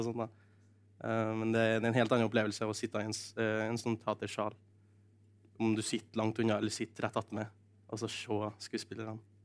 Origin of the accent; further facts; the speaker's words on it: Norway; kulturskolen i Ressa, der jeg kommer fra